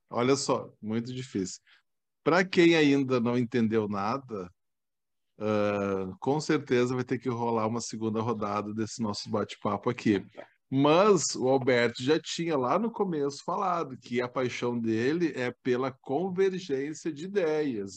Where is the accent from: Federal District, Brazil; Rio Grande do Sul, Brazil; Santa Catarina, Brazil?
Rio Grande do Sul, Brazil; Ijuí; Eu sou natural de Juí